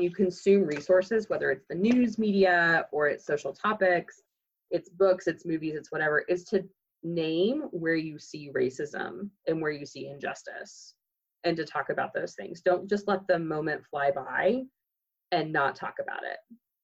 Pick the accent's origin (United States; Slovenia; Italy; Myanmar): United States; Moore, Oklahoma; I grew up in Moore, Oklahoma